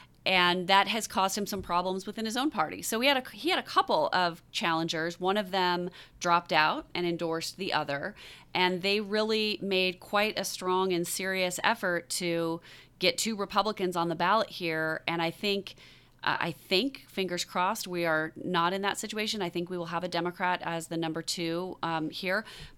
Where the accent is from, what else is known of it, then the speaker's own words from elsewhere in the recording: Newport Beach, California, United States; moved away; And I was born in this district, as I mentioned before we started recording. I was born in Newport Beach